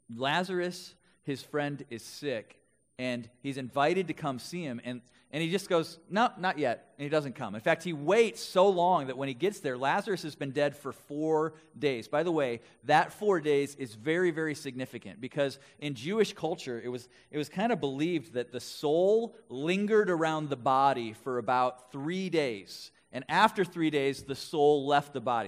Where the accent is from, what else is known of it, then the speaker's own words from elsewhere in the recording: West Bend, Wisconsin, United States; now in Twin Cities, United States; I grew up in Wisconsin, in Milwaukee area, West Bend to be specific